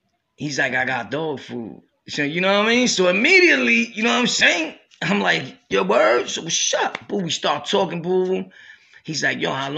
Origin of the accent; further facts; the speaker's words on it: Brooklyn, New York, United States; also born or lived in Harlem / Jamaica, Queens; I'm from Brooklyn, born and raised